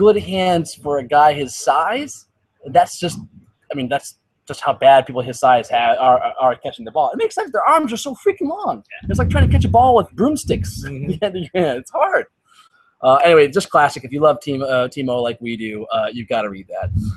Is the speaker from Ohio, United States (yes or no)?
yes; Cleveland, Ohio, United States; I'm from Cleveland